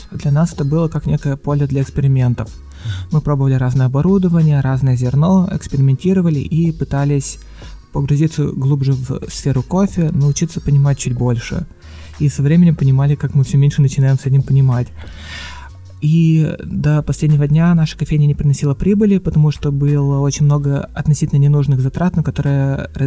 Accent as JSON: {"language": "Russian", "town": "Kirov", "region": "Kirov Oblast", "country": "Russia", "tie": "born or raised there", "said": "Да, я сам из Кирова."}